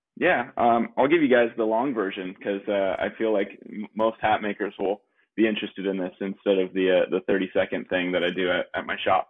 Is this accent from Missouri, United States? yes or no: no; La Mesa, California, United States; also born or lived in Leucadia, California; I am originally from San Diego. Uh, little little part. San Diego's pretty big, so East County, San Diego, La Mesa